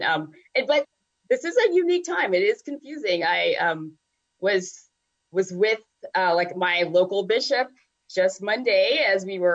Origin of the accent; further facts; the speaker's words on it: the South, United States; also born or lived in Virginia / North Carolina; being a Southerner